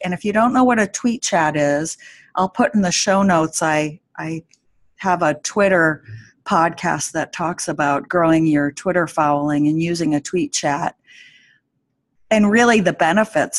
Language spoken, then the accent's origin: English; Anchorage, Alaska, United States; in Anchorage in my in my hometown